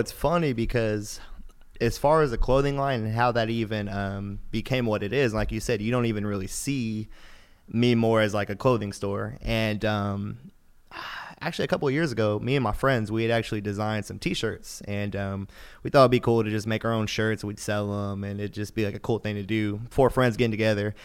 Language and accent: English; Houston, Texas, United States; I'm from Houston.